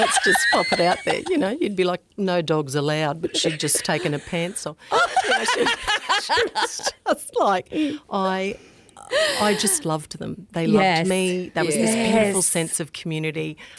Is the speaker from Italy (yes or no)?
no; Charleville, Queensland, Australia; also born or lived in Brisbane; Grew up in, I'm from Charleville, was born in Brisbane, moved sort of a little bit in and out to and fro from Charleville, which is Western Queensland.